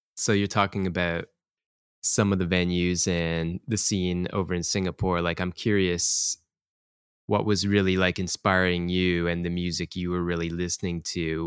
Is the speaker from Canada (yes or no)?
yes; Toronto, Ontario, Canada; now in Tokyo, Japan; I'm from Toronto and our crew, you know, is from Canada